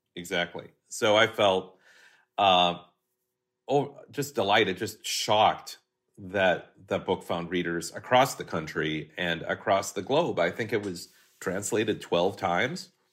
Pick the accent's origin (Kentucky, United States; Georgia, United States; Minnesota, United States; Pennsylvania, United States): Minnesota, United States; Hastings; moved away as an adult; now in Burbank, United States; growing up in Hastings, Minnesota